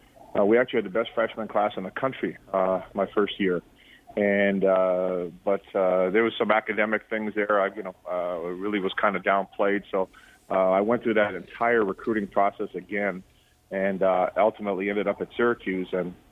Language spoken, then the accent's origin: English; Toronto, Ontario, Canada; I grew up in the West Side, High Park area, Keelum, Glen Lake